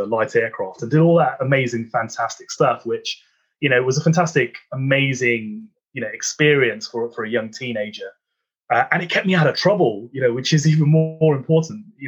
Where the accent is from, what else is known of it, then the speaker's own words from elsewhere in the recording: Birmingham, West Midlands, United Kingdom; a young Sikh lad growing up in Handsworth in inner city Birmingham